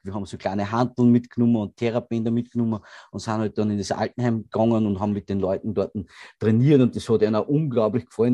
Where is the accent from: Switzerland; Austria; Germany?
Austria; Grafenwörth, Lower Austria; es gibt niemanden in Grafenwörth, der mich nicht kennt